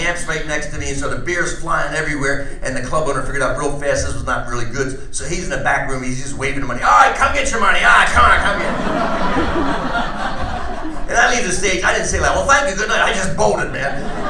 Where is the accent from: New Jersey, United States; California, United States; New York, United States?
New Jersey, United States; I'm from New Jersey.